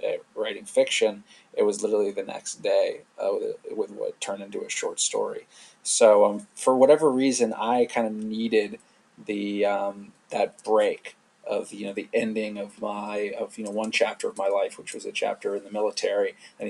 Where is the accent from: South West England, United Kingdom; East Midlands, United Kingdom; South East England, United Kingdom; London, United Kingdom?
London, United Kingdom; now in United States; I grew up abroad. I grew up, you know, I mean, nowhere too exotic, but I grew up in London.